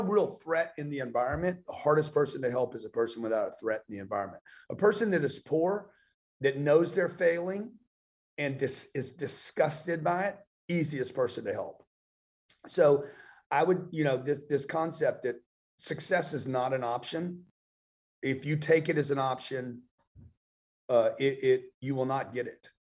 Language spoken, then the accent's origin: English; Lake Charles, Louisiana, United States; also born or lived in Los Angeles, California; now in Miami, United States; I grew up in Lake Charles, Louisiana.